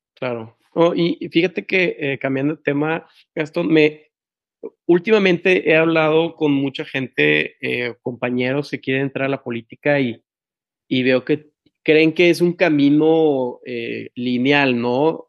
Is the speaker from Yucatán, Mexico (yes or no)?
no; Tampico, Tamaulipas, Mexico; now in Monterrey, Mexico; yo soy de Tampico y vivo en Monterrey y, y mi, no sé, soy, ah, soy muy orgulloso de ser de Tamaulipas